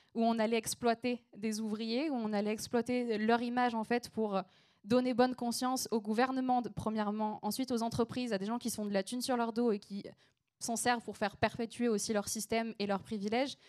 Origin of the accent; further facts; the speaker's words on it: small town between Aix and Marseille, Provence-Alpes-Côte d'Azur, France; accent: southern; je viens du sud de la France, donc parfois vous entendrez un peu mon accent, c'est normal. je viens d'une petite ville qui s'appelle Berlédan, qui est située entre Aix et Marseille.